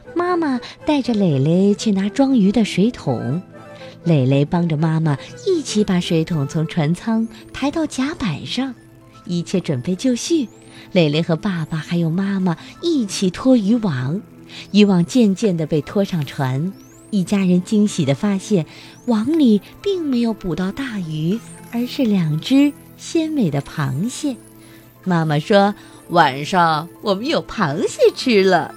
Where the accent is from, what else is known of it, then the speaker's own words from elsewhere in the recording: Fujian, China; 我是来自福建的